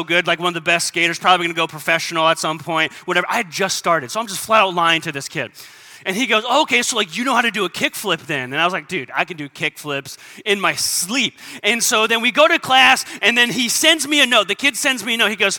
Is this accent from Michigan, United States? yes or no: no; San Diego, California, United States; I grew up in San Diego.